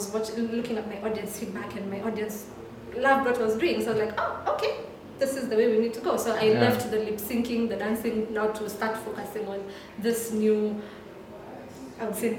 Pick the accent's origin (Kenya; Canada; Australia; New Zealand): Kenya; I found myself gravitating towards issues that I found annoying as a Kenyan.